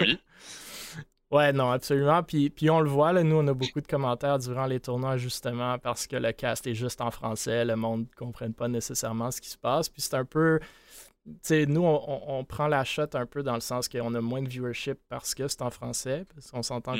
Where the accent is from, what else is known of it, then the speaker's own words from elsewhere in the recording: Quebec, Canada; on est québécois